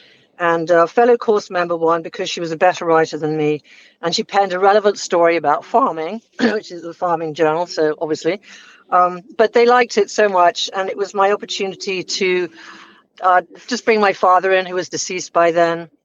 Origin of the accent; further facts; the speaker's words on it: England, United Kingdom; now in Hilton Head Island, United States; I don't sound as if I belong here, but okay, I'm from England originally